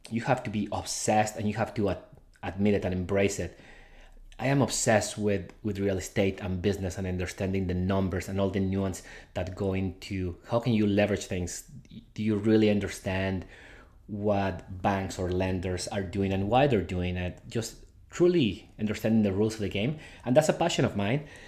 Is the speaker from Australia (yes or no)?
no; Guadalajara, Jalisco, Mexico; now in Canada; I was born in Guadalajara, Mexico